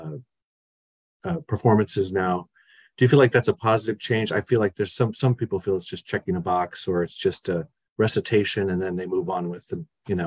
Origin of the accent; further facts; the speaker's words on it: Phoenix, Arizona, United States; also born or lived in Los Angeles; Phoenix is where I grew up